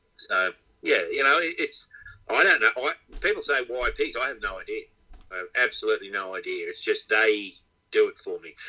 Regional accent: Inverell, New South Wales, Australia; moved away as an adult; I'm from Inverell. I was born in Inverell, and I went away for I was here for 20 years, and then went away for 20 odd years, and I've been back for about 20 years.

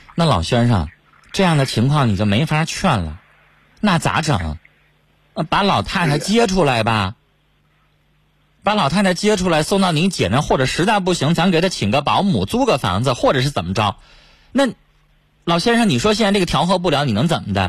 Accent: China; 我们中国人

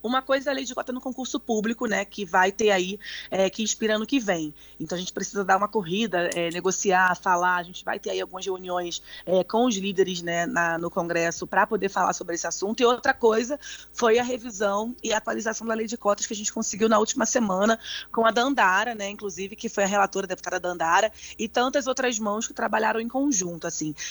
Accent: Brazil; moved away; also born or lived in United States; sendo brasileira nos Estados Unidos

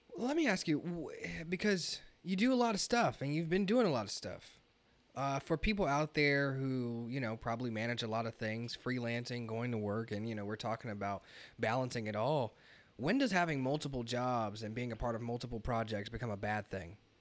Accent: Kansas City, Missouri, United States; moved away as an adult; now in Los Angeles, United States; I'm from Kansas City, Missouri, and, you know, coming out from the Midwest

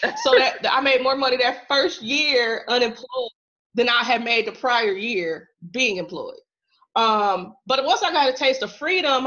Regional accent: Central Illinois, United States; also born or lived in Chicago suburbs; I am originally from Central Illinois.

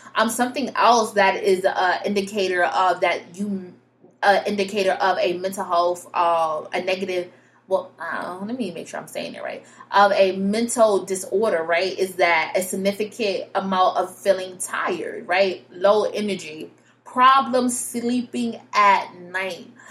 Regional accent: Connecticut, United States; I'm from Connecticut, but yep, I'm from Connecticut.

